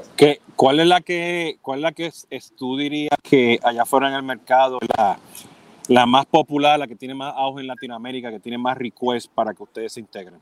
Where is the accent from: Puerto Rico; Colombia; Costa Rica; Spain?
Puerto Rico; now in Miami, United States; siendo puertorriqueño